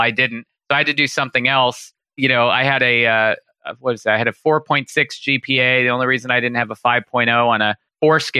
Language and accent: English; Santa Clarita, California, United States; I grew up in a trailer in Santa Clarita. It's about an hour north